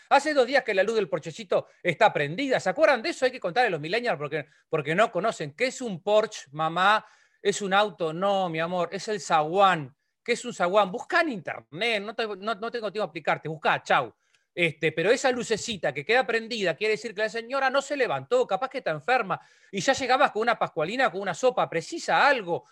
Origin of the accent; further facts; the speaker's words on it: Lascano, Rocha, Uruguay; Nosotros somos de Las Lascano, en Rocha